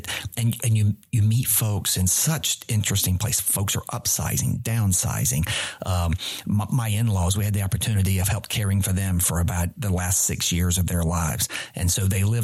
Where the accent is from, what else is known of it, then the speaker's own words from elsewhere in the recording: Randolph County, North Carolina, United States; now in Charlotte, United States; I'm a redneck from Randolph County, man, right? You kidding me? I didn't grow up in a big urban city center